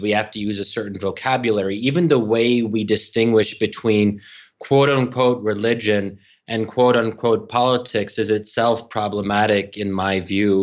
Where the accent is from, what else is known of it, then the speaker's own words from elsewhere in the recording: Bryn Mawr, Pennsylvania, United States; now in Washington, D.C., United States; I'm, I'm born and raised in Bryn Mawr, Pennsylvania.